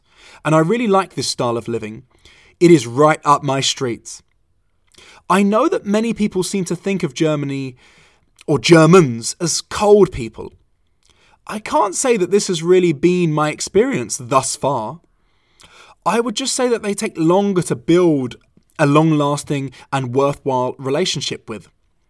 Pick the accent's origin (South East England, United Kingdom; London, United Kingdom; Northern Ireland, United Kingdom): London, United Kingdom; also born or lived in Valencia; now in Hamburg, Delaware, United States; Trust me, I was born and raised in London. I also lived in Valencia, Spain for 5 years